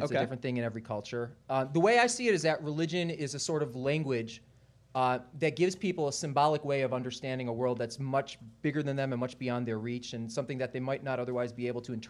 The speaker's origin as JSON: {"language": "English", "country": "Canada", "moved": "as an adult", "lives_now": "Philadelphia, United States", "said": "It's not my city. I'm a kind of a recent transplant. I'm Canadian, okay."}